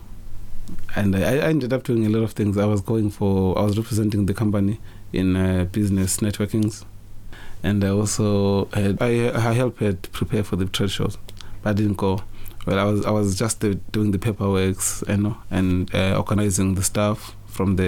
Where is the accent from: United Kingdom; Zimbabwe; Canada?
Zimbabwe; moved away as an adult; now in Ireland; I'm originally from Zimbabwe